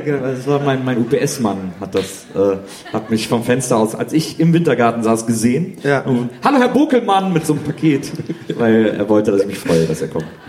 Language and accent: German; Wesseling, North Rhine-Westphalia, Germany; moved away; ich komme ja aus Wesseling, das ist auch ein kleines Städtchen.